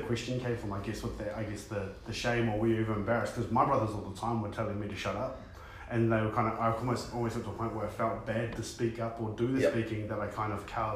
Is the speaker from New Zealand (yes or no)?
yes; New Plymouth, Taranaki, New Zealand; I grew up in Spotswood, but I went to school at Francis Douglas.